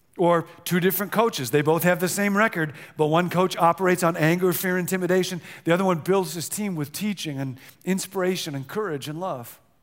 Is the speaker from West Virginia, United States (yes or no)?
no; Rockford, Illinois, United States; now in California, United States; I grew up in the Midwest, Rockfin, Illinois, where tornadoes were quite common when I was a little kid